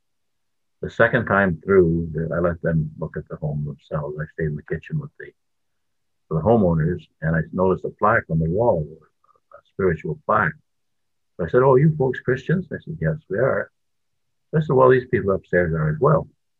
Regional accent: New Brunswick, Canada; now in Ontario, Canada; I was born in New Brunswick, the most beautiful province in Canada

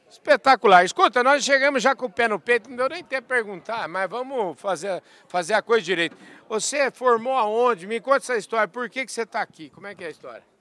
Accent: São Paulo, Brazil; eu sou lá da região do Itatuí, uma região que cria cavalo, uma região que precisa de um capim nessa qualidade.

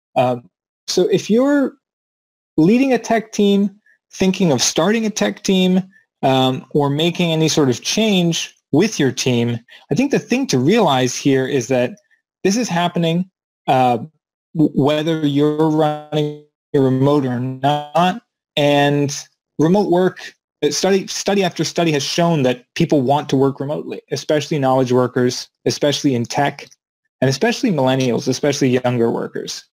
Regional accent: Maryland, United States; moved away as an adult; back to Maryland in the United States where I grew up

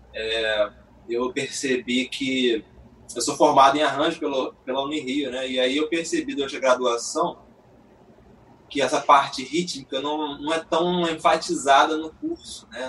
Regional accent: Nova Friburgo, Rio de Janeiro, Brazil; now in Rio de Janeiro, Brazil; fui criado em Friburgo

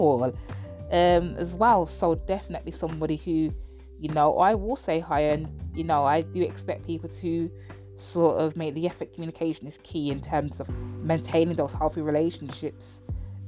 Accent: United Kingdom; I'm black British as well, but I have Jamaican heritage

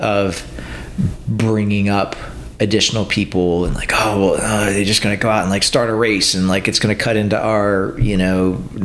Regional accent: Pennsylvania, United States; moved away; growing up in Pennsylvania

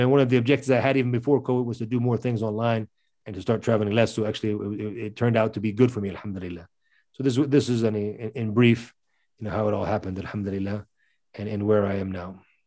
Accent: Virginia, United States; moved away as an adult; also born or lived in Middle East; I was born and raised in America, in the state of Virginia

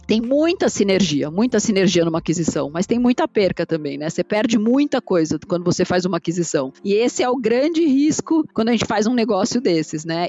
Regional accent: São Paulo, Brazil; Eu nasci em São Paulo, vivi minha vida inteira aqui

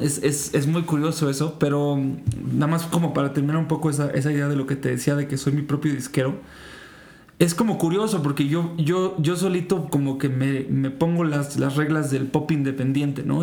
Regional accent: Mexico; Yo soy una persona que creció muchísimo escuchando, pues aquí en México

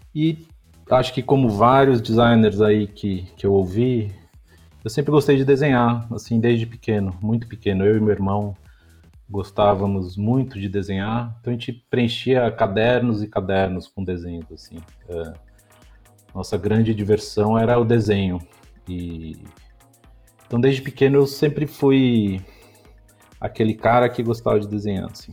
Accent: São Paulo, Brazil; also born or lived in Austin, Texas; eu nasci em São Paulo. Uh, eu sou paulistano

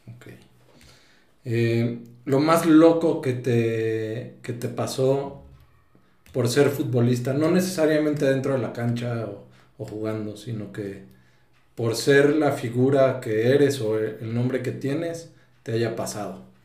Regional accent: Mexico City, Mexico; Yo siendo chilango

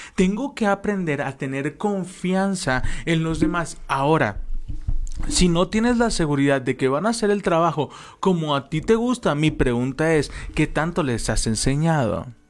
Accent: Guadalajara, Jalisco, Mexico; moved away as an adult; now in Toluca, Mexico; Nosotros somos de Guadalajara y Dios nos mandó venirnos a Toluca.

